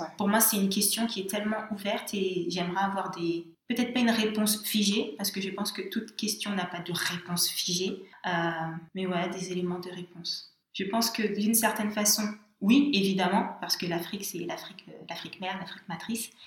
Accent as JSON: {"language": "French", "country": "Guadeloupe", "tie": "born or raised there", "moved": "yes", "said": "je suis, j'ai grandi en Guadeloupe"}